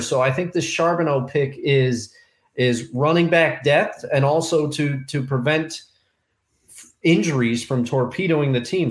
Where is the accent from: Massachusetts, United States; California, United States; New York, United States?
New York, United States; Albany; my hometown